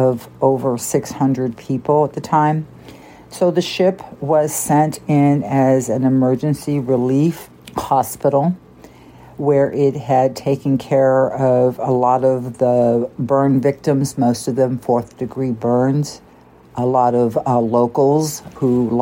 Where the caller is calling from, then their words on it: California, United States; I'm calling from California